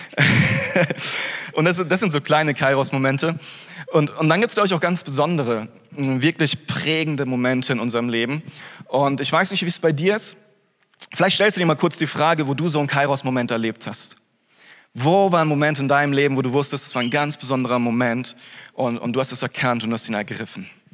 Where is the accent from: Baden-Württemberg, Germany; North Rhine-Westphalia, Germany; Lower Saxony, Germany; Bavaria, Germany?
Baden-Württemberg, Germany; Freiburg; moved away as an adult; dann hat Gott mich ein halbes Jahr später aus Freiburg weggeführt, wo ich herkomme